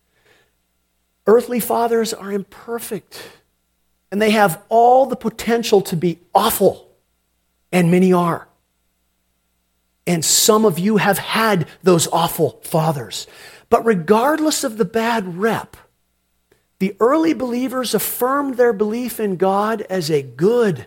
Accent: United States; as American Christians

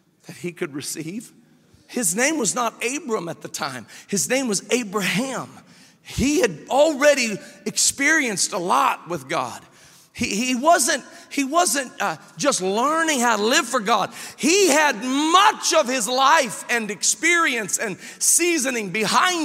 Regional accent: Memphis, Tennessee, United States; I was born in Memphis, Tennessee

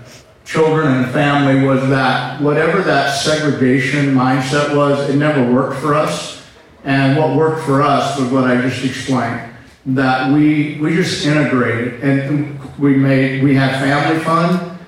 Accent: St. Louis, Missouri, United States; moved away as an adult; also born or lived in Pacific Northwest; I'm from St. Louis.

